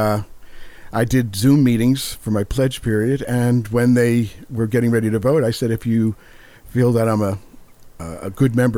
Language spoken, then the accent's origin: English; Virginia, United States; moved away; back in Virginia. I was a Virginia boy